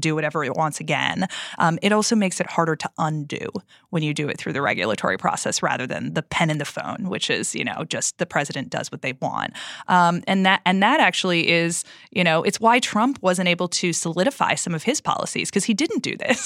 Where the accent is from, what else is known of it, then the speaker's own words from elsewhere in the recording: Minnesota, United States; I am from Minnesota